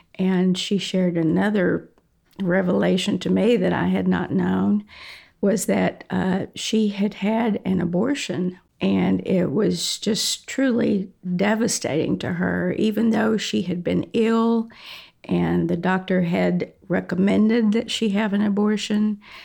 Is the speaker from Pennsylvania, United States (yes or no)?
no; Comanche, Texas, United States; I was born in Comanche, Texas, which is a small little town in Texas, about 4,000 people